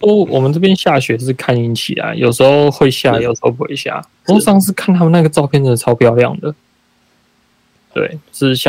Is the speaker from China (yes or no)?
no; Taichung, Taiwan; moved away; 我小时候在台中的那种天气，不是现在的台中，是以前小时候的那种台中的天气